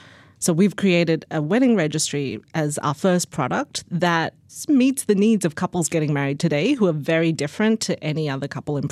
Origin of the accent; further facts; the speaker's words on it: Australia; now in United States; I moved from Australia to the US in 2004, so it could have changed since then. But the thing that I love about Australia, that was really the culture growing up in Australia